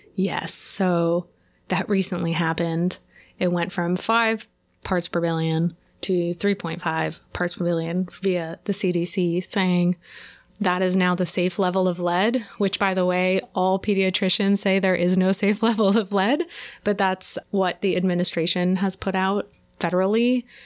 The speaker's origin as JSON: {"language": "English", "region": "California", "country": "United States", "tie": "born or raised there", "moved": "yes", "lives_now": "New York, United States", "said": "I grew up in California"}